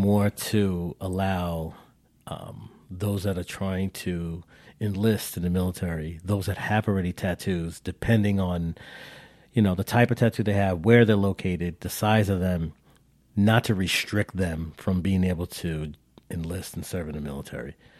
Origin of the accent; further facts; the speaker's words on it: New York, United States; We're, we're all from New York.